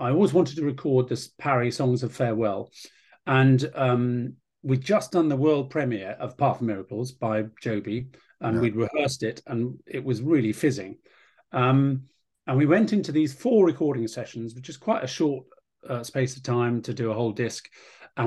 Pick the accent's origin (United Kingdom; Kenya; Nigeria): United Kingdom